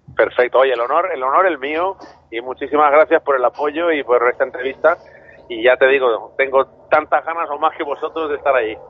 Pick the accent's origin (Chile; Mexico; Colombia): Chile; moved away; yo nací en Chile